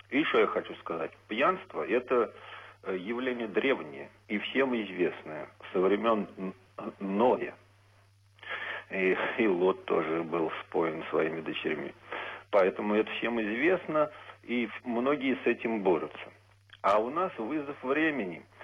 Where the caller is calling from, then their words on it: Tolyatti, Samara Oblast, Russia; из Тольятти.